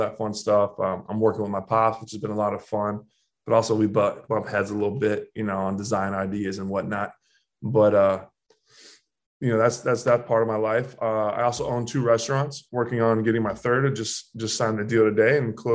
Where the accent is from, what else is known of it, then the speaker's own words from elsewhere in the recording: Jupiter, Florida, United States; moved away as an adult; now in New York, United States; I was a kid born and raised in Jupiter, Florida